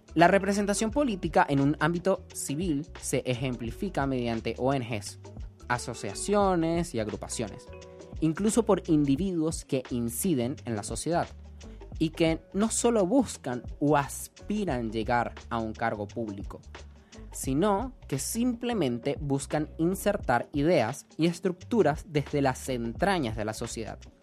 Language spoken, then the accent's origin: Spanish; Venezuela; me siento tan poco venezolano